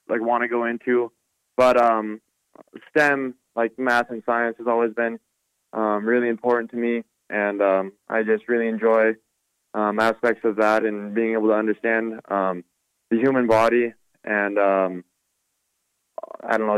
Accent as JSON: {"language": "English", "town": "Butte", "region": "Montana", "country": "United States", "tie": "born or raised there", "said": "it's a good question for kids growing up in Butte"}